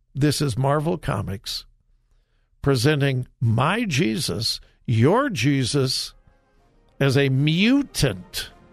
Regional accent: Southern California, United States; now in Ohio, United States; I grew up in Southern California.

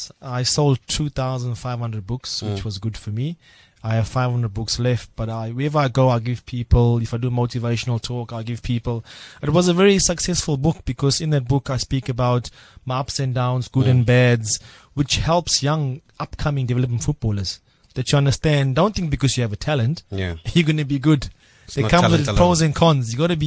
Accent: Cape Town, Western Cape, South Africa; So he would come to me and, hey, I'm South African and so on

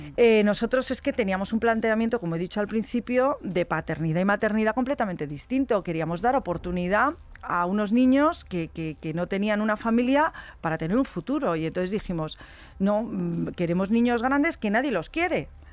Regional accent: Madrid, Community of Madrid, Spain; Yo eh, soy de Madrid

